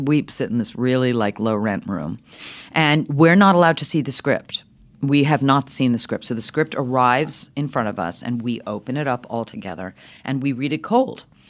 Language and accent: English; New York City, New York, United States; also born or lived in Switzerland; Speaking with this accent my whole life, grew up in New York City